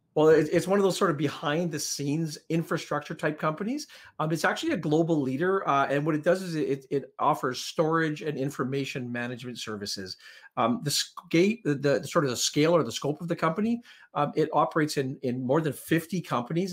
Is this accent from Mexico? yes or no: no; Canada; also born or lived in Powell River; we're Canadian, and, you know, we're proud Canadians